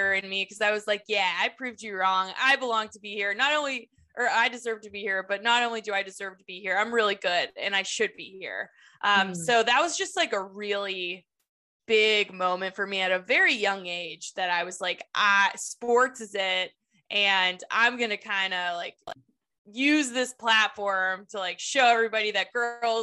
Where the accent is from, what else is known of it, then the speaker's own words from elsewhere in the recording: Pittsburgh, Pennsylvania, United States; I'm from Pittsburgh, Pennsylvania